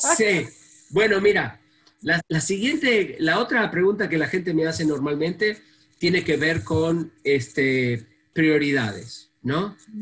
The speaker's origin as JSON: {"language": "Spanish", "country": "Argentina", "moved": "yes", "said": "viniendo de un país como la Argentina"}